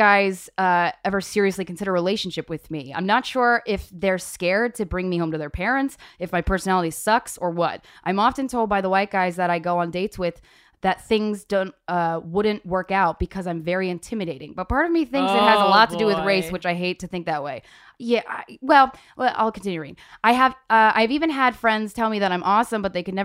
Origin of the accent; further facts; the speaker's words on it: southern Virginia, United States; moved away; I grew up 10 years in Virginia, mm-hmm. in like South Virginia